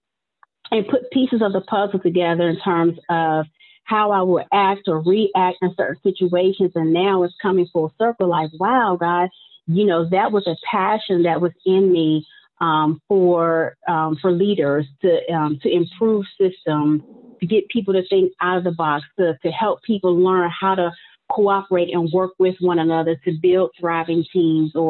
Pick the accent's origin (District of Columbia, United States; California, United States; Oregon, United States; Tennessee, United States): District of Columbia, United States; Washington; I grew up in the Washington, D.C. area.